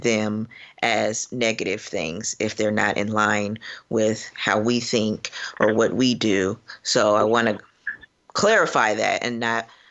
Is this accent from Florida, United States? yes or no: yes; Florida, United States; now in Cincinnati, United States; I am from Florida, which I'm a little bit embarrassed about as of late, but I am from there, and currently practicing in Cincinnati, Ohio